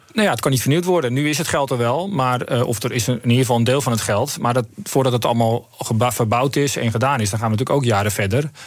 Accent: Netherlands; wij zelf ook als Nederlanders

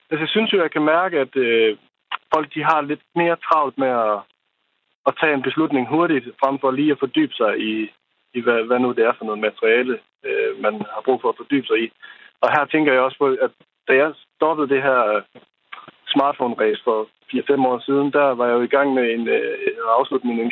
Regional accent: Aalborg, North Denmark Region, Denmark; Jeg, øh, jeg er rent faktisk fra Aalborg, men jeg arbejder

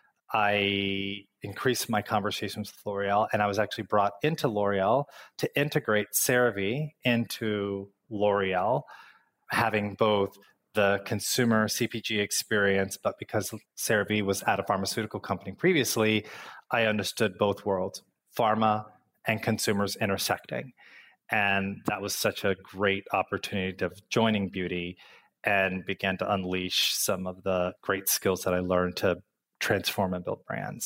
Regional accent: Midwest, United States; moved away; growing up in the Midwest, our winters are very cold.

